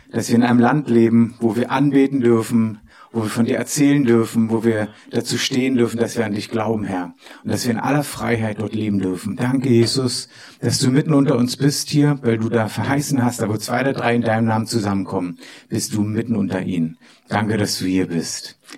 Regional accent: Berlin, Germany; ich komme aus Pankow, oben, ja, bin auch dort aufgewachsen, habe so noch, noch die Mauer miterlebt damals und sowas alles.

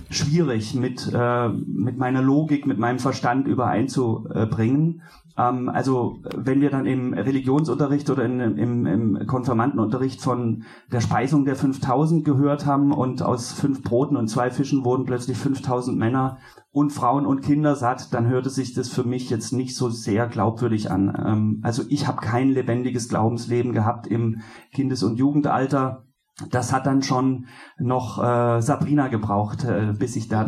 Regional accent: Baden-Württemberg, Germany; weil in Baden-Württemberg, ich komme aus Baden-Württemberg, ähm, wird man eigentlich, ähm, ja, zwar, also da bekommst du ganz viel Christliches drumherum automatisch mit.

